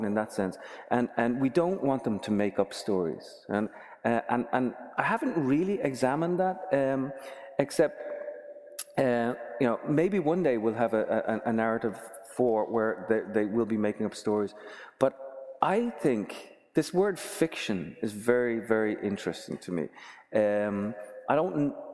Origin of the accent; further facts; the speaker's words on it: Dublin, Leinster, Ireland; now in United States; I was growing up in Dublin